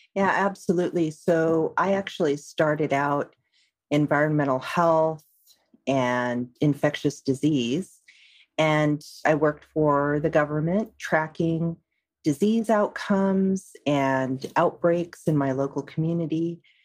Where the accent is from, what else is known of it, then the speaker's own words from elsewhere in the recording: San Francisco Bay Area, California, United States; I'm in the San Francisco Bay Area. So I'm uh, actually a native of this area